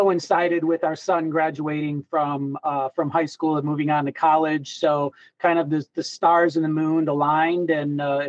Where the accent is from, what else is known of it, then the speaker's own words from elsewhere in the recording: Michigan, United States; moved away as an adult; also born or lived in Denver; was born and raised in Michigan, had the idea to leave Michigan.